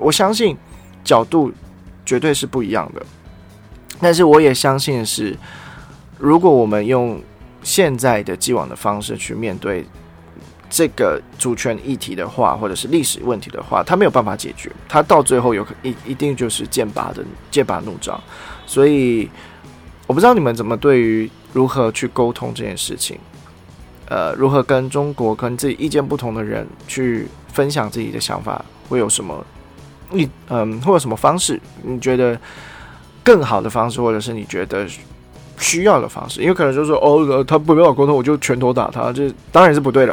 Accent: Taiwan; 我是台湾人

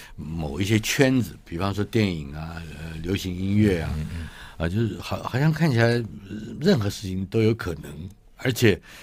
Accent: Taipei, Taiwan; 我出生于台北嘛

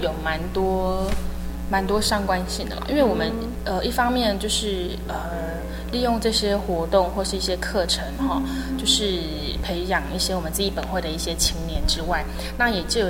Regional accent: Hualien County, Taiwan; 我从小在花莲长大，是原属花莲的北埔教会。

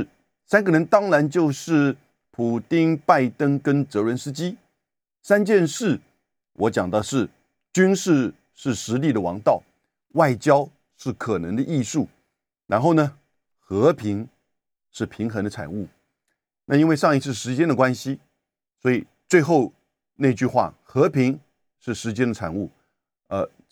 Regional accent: Taiwan; 当然，我们台湾人在这两天其实最关切的是大停电。

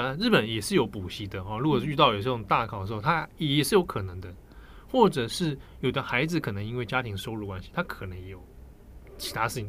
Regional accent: Taipei, Taiwan; 小时候的时候，我是住在别墅里面，嗯，在北投的深山的别墅那种

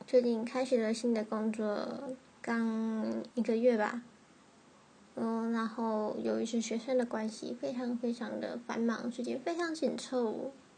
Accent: Tainan, Taiwan; now in northern Taiwan; 身为台南人的我，到北部之后实在是觉得什么东西吃起来都没有味道

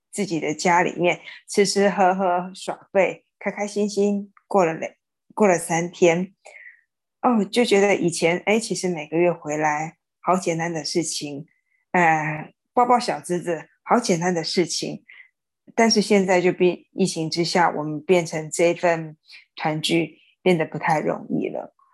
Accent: Xinhua, Tainan, Taiwan; moved away; 回到我新化的家乡

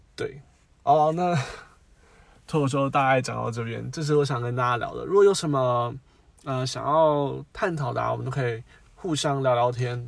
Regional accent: Taiwan; 我们台湾人

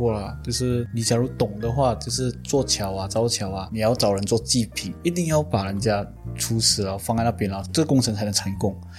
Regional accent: Penang, Malaysia; 有有，我是槟城人嘛，我知道他甚至在这个时候，他们也是有做治安队在桥上巡逻

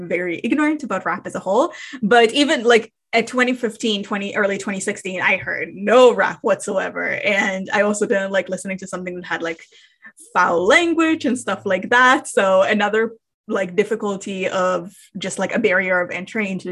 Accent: Canada; we are Canadian over here

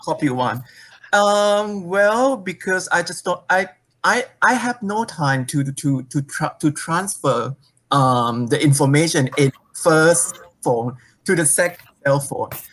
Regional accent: Thailand; moved away as an adult; now in Taiwan; I went back to my home country

